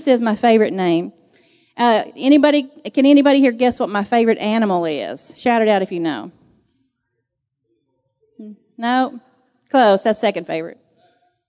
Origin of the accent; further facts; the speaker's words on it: Texas, United States; I'm from Texas